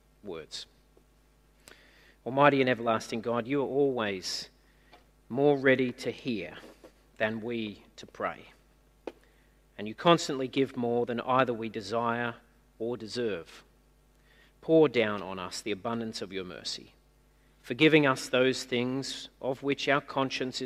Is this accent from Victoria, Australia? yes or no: no; Newcastle, New South Wales, Australia; now in Sydney, Australia; where I grew up in Newcastle in the 80s